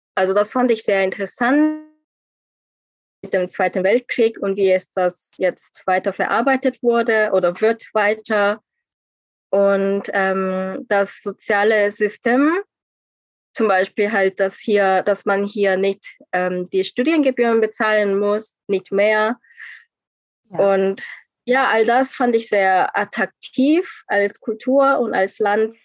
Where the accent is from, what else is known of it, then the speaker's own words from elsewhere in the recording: South Korea; German is a second language; moved away as an adult; now in Germany; ich bin auch aus Korea